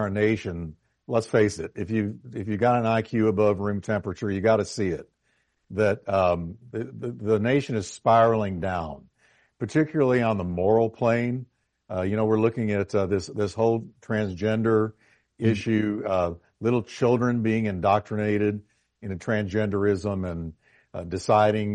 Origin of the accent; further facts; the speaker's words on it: New York, United States; moved away; I was born in New York.